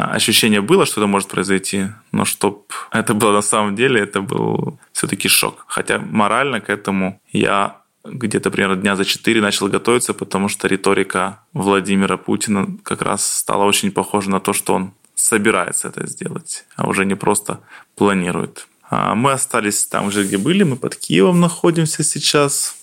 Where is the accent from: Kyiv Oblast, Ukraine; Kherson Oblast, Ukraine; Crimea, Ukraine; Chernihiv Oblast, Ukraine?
Kyiv Oblast, Ukraine; Slavutych; also born or lived in Poltava, Ukraine; now in near Kyiv, Ukraine; Родился я в городе Полтава, там я изначально рос, потом я жил в Киевской области, и после Чернобыльской аварии родители поехали на ликвидацию аварии на ЧАЭС. Ну и, соответственно, я переехал потом в город Славутич